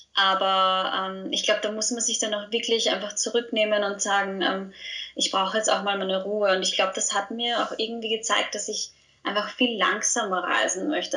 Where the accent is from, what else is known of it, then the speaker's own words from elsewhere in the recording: Austria; ich bin aus Österreich, wie man unschwer hören kann